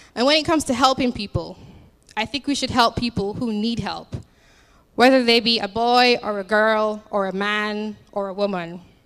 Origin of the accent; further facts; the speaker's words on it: Jamaica; now in United States; I'm from Jamaica, although I've been here for like nine years now